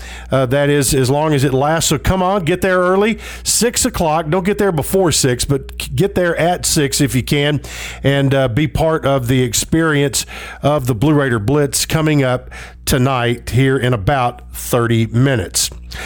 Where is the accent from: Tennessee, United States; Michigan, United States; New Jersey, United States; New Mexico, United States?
Tennessee, United States; Columbia; Stop in Columbia was really good. Saw a lot of old friends. As most of you know, that's my hometown. Had a lot of folks I went to high school with and have just known for most of my life come out.